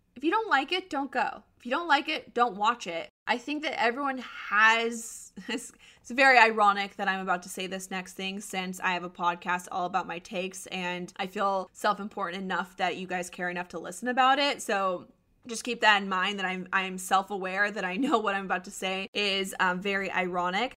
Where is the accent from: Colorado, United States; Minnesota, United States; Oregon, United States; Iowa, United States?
Colorado, United States; moved away as an adult; also born or lived in Arizona; I was born and raised in Colorado, and so going back feels like home.